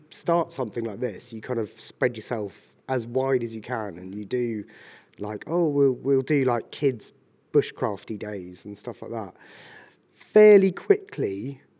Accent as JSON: {"language": "English", "area": "Ashdown Forest, Sussex", "region": "South East England", "country": "United Kingdom", "tie": "born or raised there", "also_born_or_lived": "London", "moved": "as an adult", "said": "I'm from Sussex originally, or grew up on Ashdown Forest."}